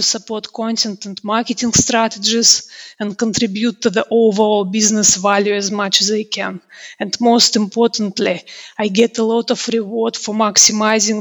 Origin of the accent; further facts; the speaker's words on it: Russia; now in United Kingdom; I'm originally from Russia. Now I live and work in the UK